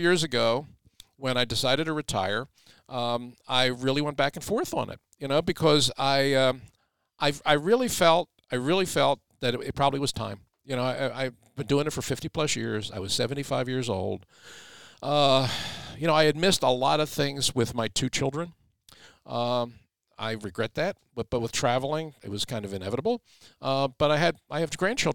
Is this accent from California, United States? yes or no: no; Philadelphia, Pennsylvania, United States; in my hometown